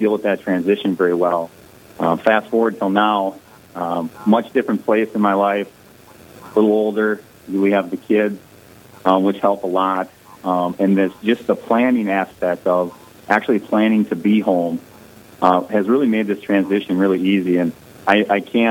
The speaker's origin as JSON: {"language": "English", "town": "Ortonville", "region": "Minnesota", "country": "United States", "tie": "born or raised there", "also_born_or_lived": "Alexandria, Minnesota", "said": "I grew up in Ortonville, Minnesota"}